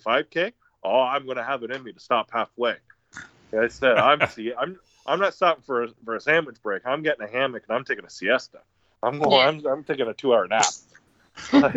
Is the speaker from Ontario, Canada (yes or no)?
yes; Stratford, Ontario, Canada; I grew up in Stratford